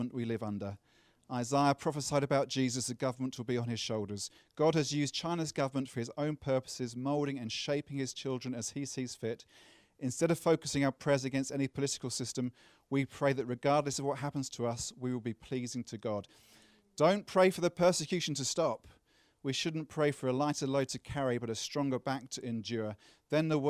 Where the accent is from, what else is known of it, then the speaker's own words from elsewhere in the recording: United Kingdom; accent: British; my British accent.